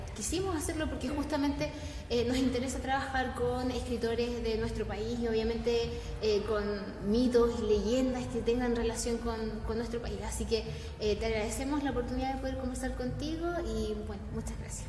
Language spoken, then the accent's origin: Spanish; Chile; nosotros como chilenos